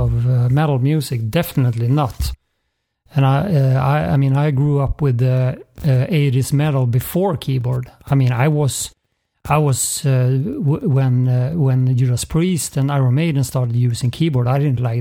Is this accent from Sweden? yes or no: yes; Uppsala, Uppsala County, Sweden; moved away; also born or lived in Gothenburg; I'm not from Gothenburg. I'm from outside of Stockholm, Uppsala. But then I moved to Gothenburg for other reasons